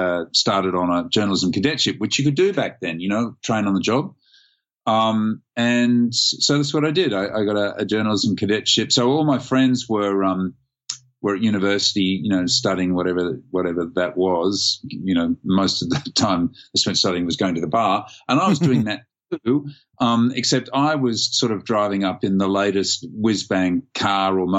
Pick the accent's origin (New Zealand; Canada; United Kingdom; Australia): Australia; Sydney, New South Wales; Born and raised in Sydney